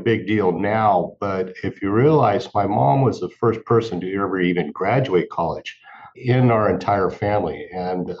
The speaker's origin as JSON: {"language": "English", "area": "Central Valley", "region": "California", "country": "United States", "tie": "born or raised there", "said": "I grew up in the Central Valley"}